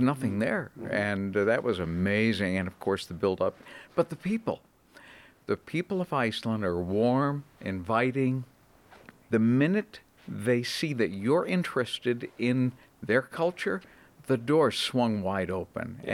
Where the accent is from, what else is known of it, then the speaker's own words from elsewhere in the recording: Boston, Massachusetts, United States; moved away as an adult; also born or lived in Atlanta, Georgia / Cleveland, Ohio; I was born and raised in the Boston area